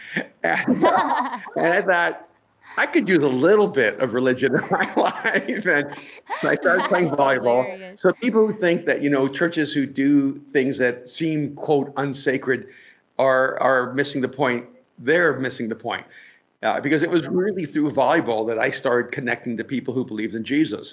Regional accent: El Salvador; I'm from El Salvador

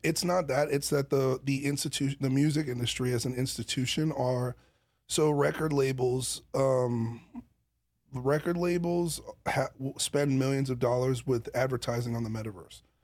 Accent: New York City, New York, United States; I come from Brooklyn

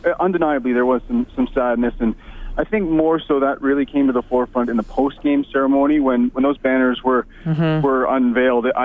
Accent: northern Ontario, Canada; now in Regina, Canada; I'm from a small town in northern Ontario, which is roughly basically the same size as Humboldt, about 5,000 people.

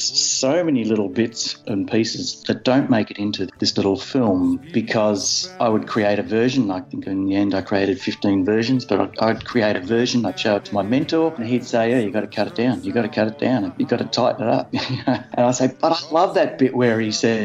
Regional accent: Ballarat, Victoria, Australia; moved away as an adult; now in Melbourne, Australia; I came to Melbourne from Ballarat when I was 18 or 19, whatever it was

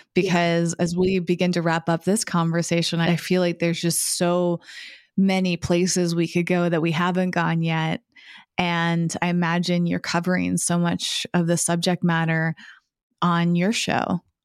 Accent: New England, United States; growing up in New England as white women

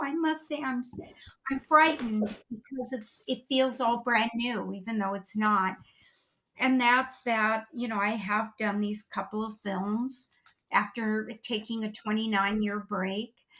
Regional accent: Los Angeles, California, United States; We grew up in North Hollywood

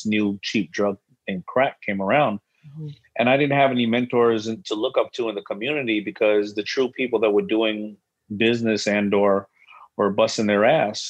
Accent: New York City, New York, United States; also born or lived in Brooklyn; being born in Brooklyn, growing up in Hollis, Queens with a strong mother

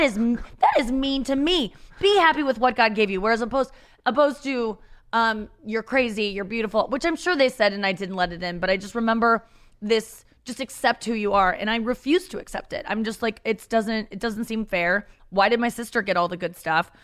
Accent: St. Louis, Missouri, United States; also born or lived in Cincinnati, Ohio; I grew up in Cincinnati, Ohio until I was six, and then we moved to Saint Louis, Missouri.

